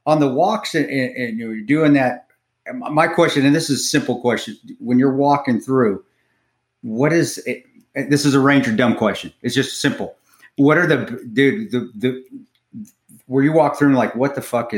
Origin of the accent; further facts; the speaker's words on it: American Fork, Utah, United States; it was teeny when I grew up in American Fork, Utah.